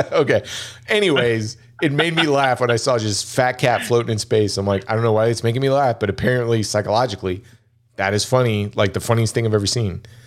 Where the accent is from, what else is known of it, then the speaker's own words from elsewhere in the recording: United States; I'm American-born Chinese